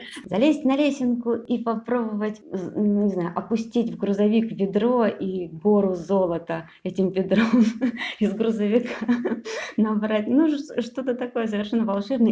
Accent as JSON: {"language": "Russian", "town": "Kropotkin", "country": "Russia", "tie": "born or raised there", "also_born_or_lived": "Novosibirsk", "moved": "yes", "said": "на своей родине, да, в поселке Кропоткин"}